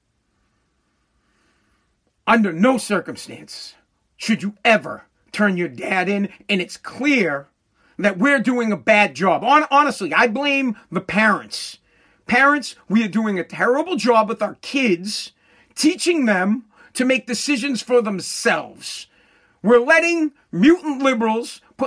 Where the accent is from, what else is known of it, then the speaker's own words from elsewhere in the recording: United States; I'm an American no matter what. But my dad's from Italy.